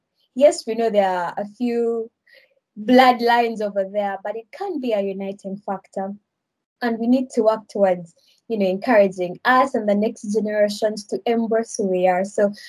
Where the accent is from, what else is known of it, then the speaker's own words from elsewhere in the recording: Uganda; first language Luganda; English is a second language; Yes, I'll end with my mother tongue. That is deeper. So for Luganda